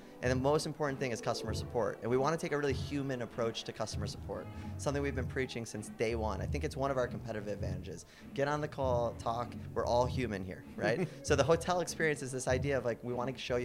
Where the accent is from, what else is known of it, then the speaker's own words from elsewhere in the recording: Michigan, United States; moved away as an adult; also born or lived in Toronto, Canada; So I grew up in Michigan. So I quickly moved to Canada. I moved to Toronto in 2008